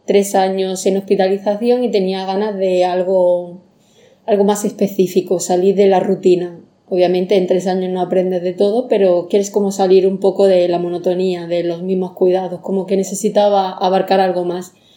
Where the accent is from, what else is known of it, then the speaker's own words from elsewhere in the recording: Andalusia, Spain; moved away as an adult; now in Mallorca, Spain; soy de Andalucía